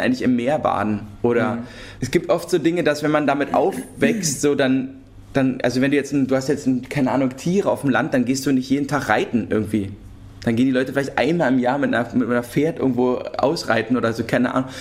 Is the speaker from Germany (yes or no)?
yes; Berlin, Germany; wir sind ja Berliner und in, also Berlin geboren und Berlin aufgewachsen